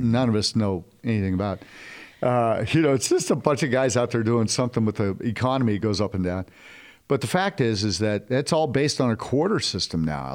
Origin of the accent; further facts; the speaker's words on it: California, United States; moved away; also born or lived in Dallas; I grew up in Cali